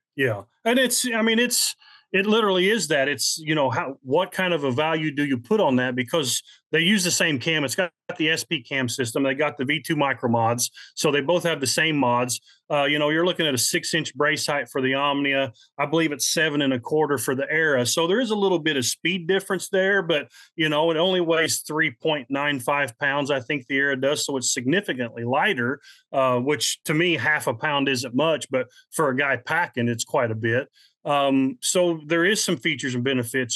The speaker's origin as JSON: {"language": "English", "region": "Midwest", "country": "United States", "said": "I'm from the Midwest"}